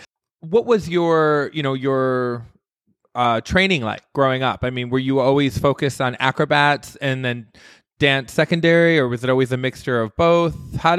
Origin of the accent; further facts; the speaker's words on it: Midwest, United States; moved away as an adult; now in Las Vegas, United States; I'm originally from the Midwest. And when I moved here to do a show back in 2005